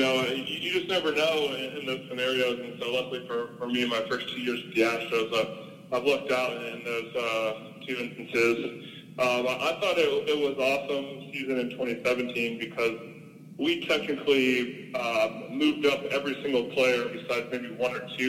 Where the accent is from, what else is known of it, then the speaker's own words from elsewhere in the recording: St. Louis, Missouri, United States; moved away; growing up in St. Louis